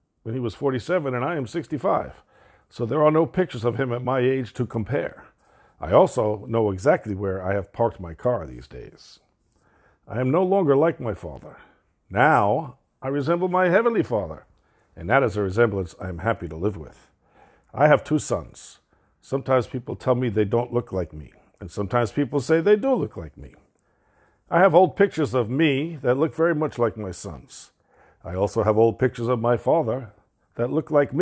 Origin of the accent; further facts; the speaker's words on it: New York City, New York, United States; also born or lived in Brooklyn, New York; we moved from Brooklyn, New York to Queens, New York